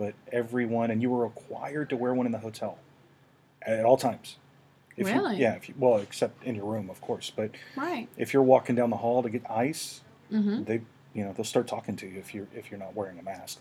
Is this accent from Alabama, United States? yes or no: yes; Fairhope, Alabama, United States; moved away; I grew up in Fairhope